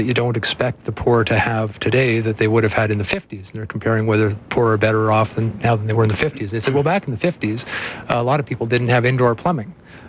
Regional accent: Canada

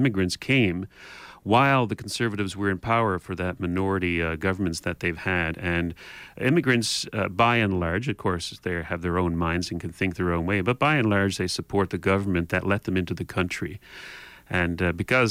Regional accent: Canada

